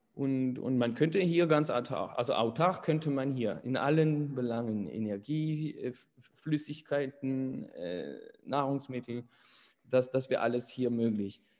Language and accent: German; Paris, Île-de-France, France; moved away as an adult; now in near Poitiers, France; ich bin in Paris geboren und aufgewachsen